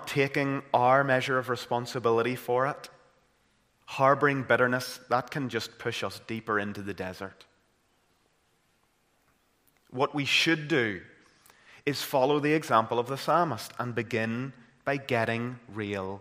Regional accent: Caledon, Northern Ireland, United Kingdom; growing up in Caledon and County Tyrone

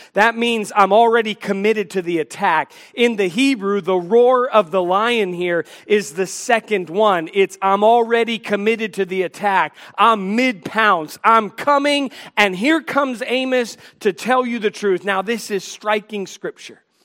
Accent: Washington, District of Columbia, United States; I grew up in the Washington, D C area

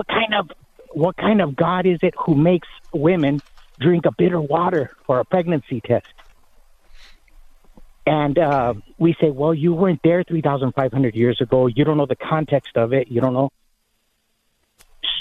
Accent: Mexico; first language Spanish; English is a second language; now in United States; I'm Mexican.

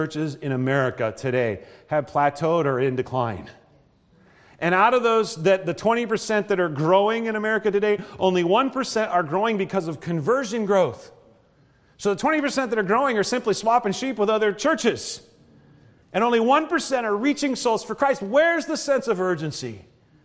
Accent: Nebraska, United States; moved away; also born or lived in northern Iowa; growing up in Nebraska, we stop for coffee all the time

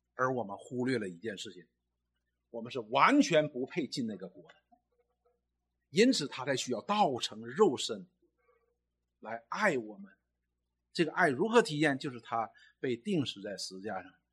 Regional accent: China; 我们中国人

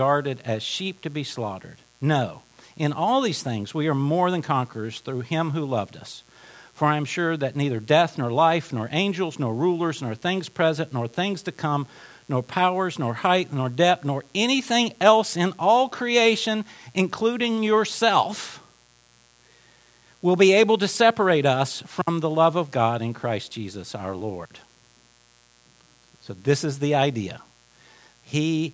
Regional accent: Appalachia, United States; moved away; I'm from Appalachia

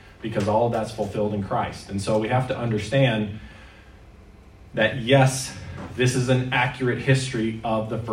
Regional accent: Maine, United States; now in Canada; As a child, I grew up in Maine

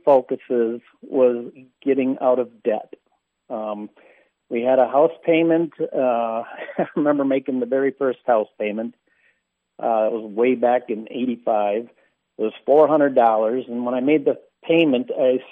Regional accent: Neenah, Wisconsin, United States; I grew up in Neenah, Wisconsin, kind of the world headquarters

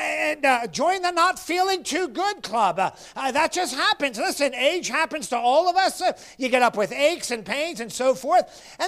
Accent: Florida, United States; And you know, I'm from Florida and I have thin blood and I just can't do it.

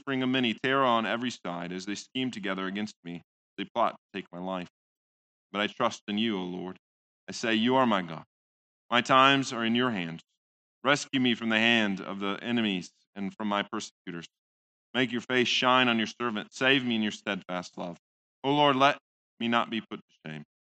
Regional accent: Midwest, United States; most Dutchmen, at least the ones I grew up with in the Midwest

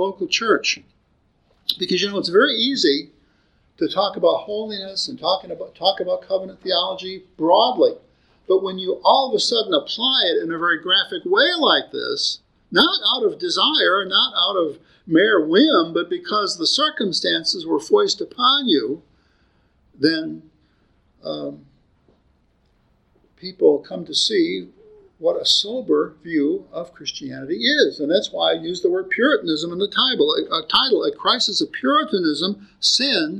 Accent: United States; as an American

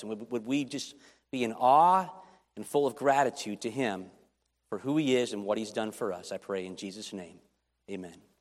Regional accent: Chicago, Illinois, United States; I grew up in Chicago

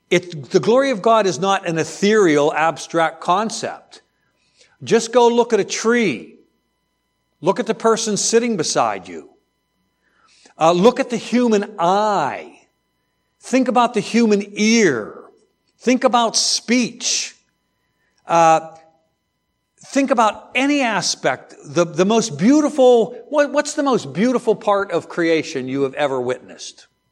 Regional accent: outside of Pittsburgh, Pennsylvania, United States; growing up outside of Pittsburgh, steel country

